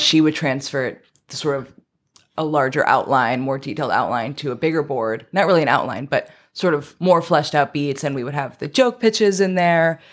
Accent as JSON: {"language": "English", "town": "New York City", "region": "New York", "country": "United States", "moved": "as an adult", "lives_now": "Los Angeles, United States", "said": "I'm from Queens, New York"}